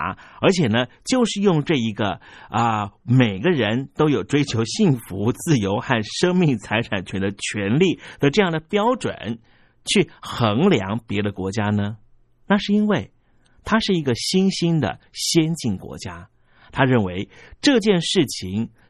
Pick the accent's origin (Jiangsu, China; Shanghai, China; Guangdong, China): Jiangsu, China; 所以，我们江苏人就不是人了，我们的生命权要因此被剥夺了。